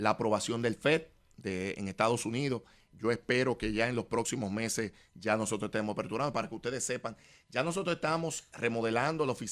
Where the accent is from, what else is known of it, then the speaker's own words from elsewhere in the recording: Dominican Republic; ustedes saben cómo somos los dominicanos, nosotros estamos recibiendo también eh, a nuestra diáspora